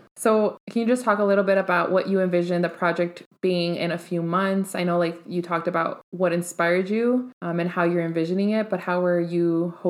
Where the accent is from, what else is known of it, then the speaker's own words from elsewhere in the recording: Chicago, Illinois, United States; I'm from the Southside.